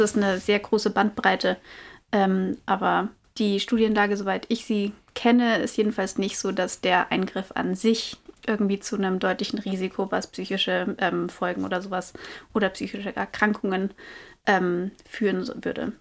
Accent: Germany; bei uns in Deutschland

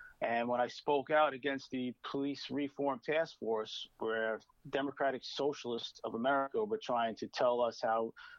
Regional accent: Brooklyn, New York, United States; Sure. I'm from Brooklyn. I come from a blue collar family.

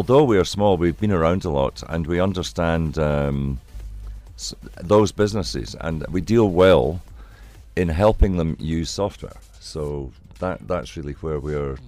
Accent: Glasgow, Scotland, United Kingdom; now in South Africa; I come from Glasgow

